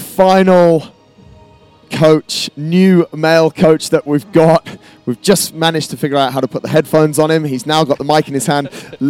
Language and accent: English; Yorkshire and the Humber, United Kingdom; now in Dubai, United Arab Emirates